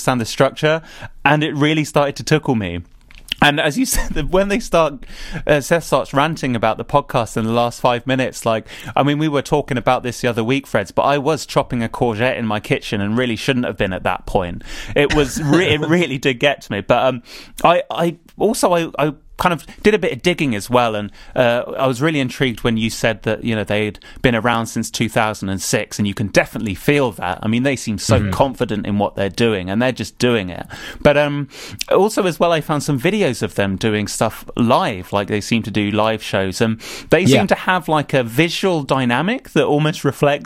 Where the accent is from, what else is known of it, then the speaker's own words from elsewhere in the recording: United Kingdom; I'm British